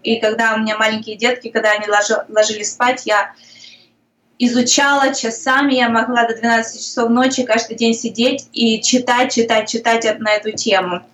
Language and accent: Russian; Ukraine; moved away as an adult; now in Sarasota, United States; Я просто как украинка